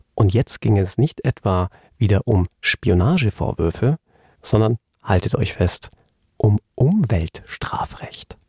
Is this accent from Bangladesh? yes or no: no; England, United Kingdom; now in Germany; mein Heimatland England